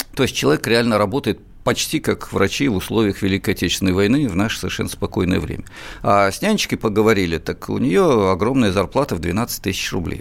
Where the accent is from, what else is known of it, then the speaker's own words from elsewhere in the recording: Moscow, Russia; мы и сами москвичи.